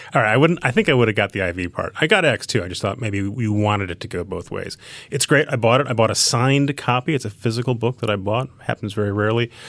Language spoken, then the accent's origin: English; Edina, Minnesota, United States; moved away; I grew up outside Minneapolis